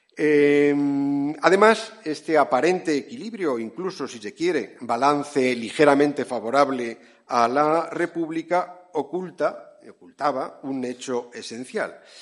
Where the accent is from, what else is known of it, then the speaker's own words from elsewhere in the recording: San Sebastián, Basque Country, Spain; Mi ciudad natal en San Sebastián